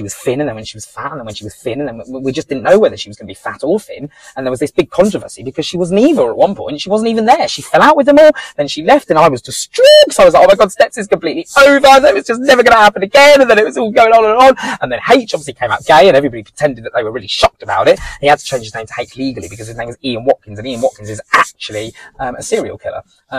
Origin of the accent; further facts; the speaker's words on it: East of England, United Kingdom; To me, it's a mountain because I'm from Norfolk, and in Norfolk, it's just completely flat.